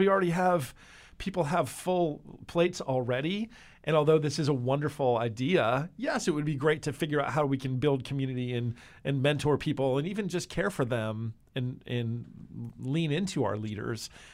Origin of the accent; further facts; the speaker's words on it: New Jersey, United States; moved away; I grew up in the Northeast in uh, New Jersey